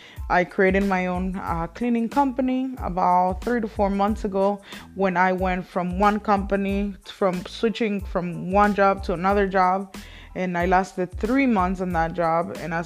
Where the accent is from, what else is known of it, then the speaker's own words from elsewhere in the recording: Mexico; English is a second language; I was born and raised in Mexico, as you guys can probably tell from my accent. I don't have a very heavy accent anymore